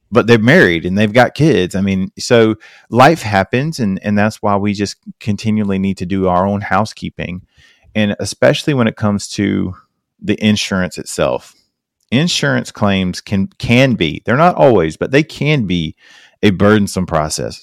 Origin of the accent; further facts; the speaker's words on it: South Carolina, United States; I'm from South Carolina